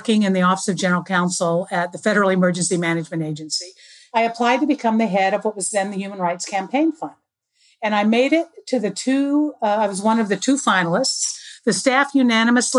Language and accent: English; Arizona, United States; moved away; I'm from Arizona originally